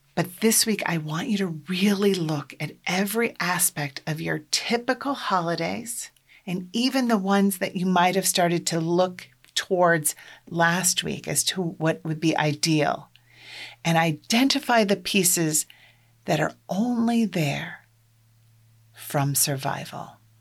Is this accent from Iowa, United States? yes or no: yes; Iowa, United States; I'm from Iowa. I grew up in a large extended Catholic family.